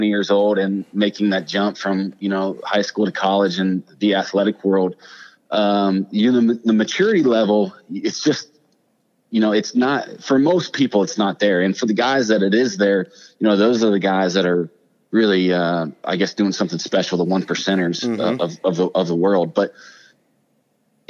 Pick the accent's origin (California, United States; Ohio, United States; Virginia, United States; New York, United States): Ohio, United States; born and raised in Ohio